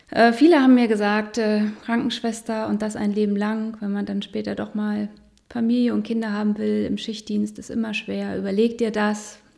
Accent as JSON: {"language": "German", "town": "Hildesheim", "region": "Lower Saxony", "country": "Germany", "tie": "born or raised there", "said": "Na, ich bin zum Studium mit äh, 21 nach Osnabrück gegangen. Und hab, also in der Nähe von Hildesheim bin ich groß geworden, auf einem, im ländlichen Raum, auf einem Bauernhof."}